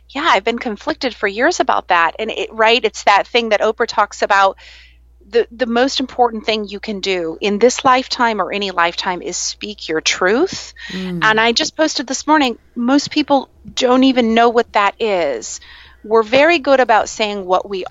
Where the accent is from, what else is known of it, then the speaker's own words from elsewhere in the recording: Iowa, United States; now in Virginia Beach, United States; growing up in the Midwest and being in Iowa